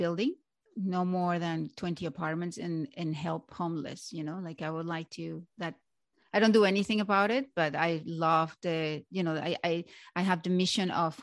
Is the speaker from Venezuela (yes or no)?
yes; Venezuela; English is a second language; moved away as an adult; also born or lived in Miami / Canada; growing up in Venezuela was wonderful